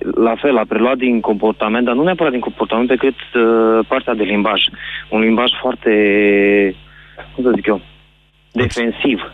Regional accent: Bistrița, Bistrița-Năsăud, Romania; Eu sunt din Bistrița și am un băiețel de șase

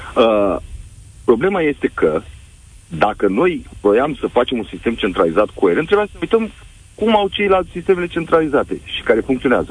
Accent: Galați, Galați County, Romania; eu sunt din Galați

